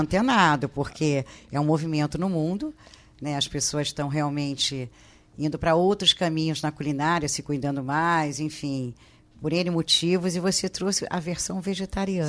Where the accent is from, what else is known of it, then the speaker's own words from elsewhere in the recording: Rio de Janeiro, Brazil; eu morava no Flamengo e eu passei a minha adolescência comendo Angudo Gomes no Largo do Machado